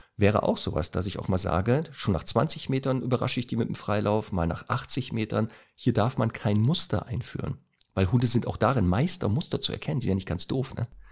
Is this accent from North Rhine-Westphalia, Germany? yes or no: yes; Duisburg, North Rhine-Westphalia, Germany; moved away; also born or lived in Northern Germany; Heimatstadt ist ja Duisburg, aber ich lebe ja hier in Norddeutschland